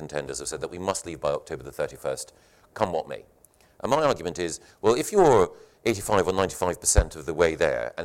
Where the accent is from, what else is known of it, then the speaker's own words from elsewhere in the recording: Scotland, United Kingdom; I grew up in the Scottish education system